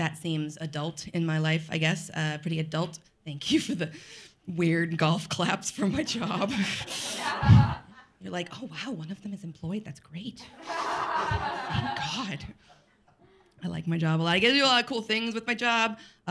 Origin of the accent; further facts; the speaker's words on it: Colorado, United States; moved away; I'm from Colorado